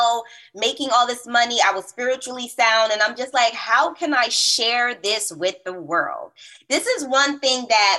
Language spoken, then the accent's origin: English; Roselle, New Jersey, United States; also born or lived in Bronx, New York / Newark, New Jersey; I am New York born, Jersey raised. So originally I'm from Bronx, New York